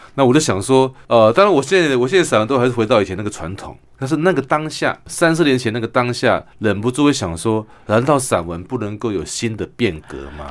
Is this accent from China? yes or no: no; Kinmen County, Taiwan; also born or lived in Sanchong, New Taipei; now in Taipei, Taiwan; 我来自金门